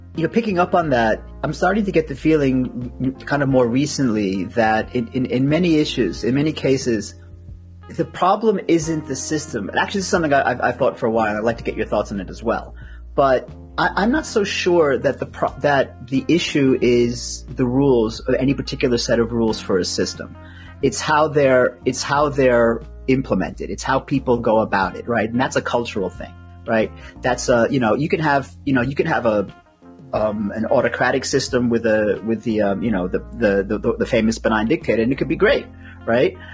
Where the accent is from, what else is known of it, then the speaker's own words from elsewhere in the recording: United States; as, an American